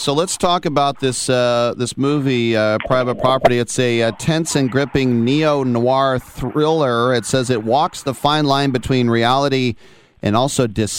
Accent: East Bay, California, United States; I'm from the East Bay

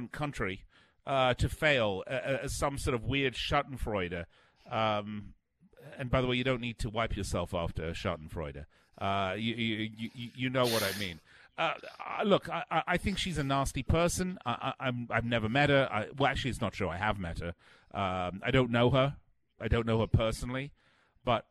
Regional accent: United Kingdom; moved away; being British

